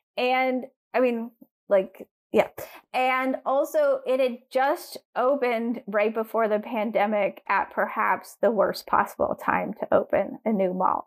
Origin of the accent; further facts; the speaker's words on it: Durham, North Carolina, United States; I grew up in Durham, North Carolina